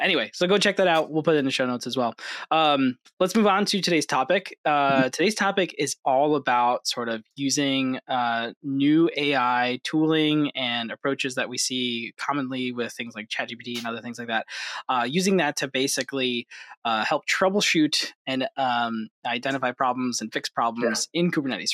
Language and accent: English; Hudson Valley, New York, United States; I grew up in the Hudson Valley, New York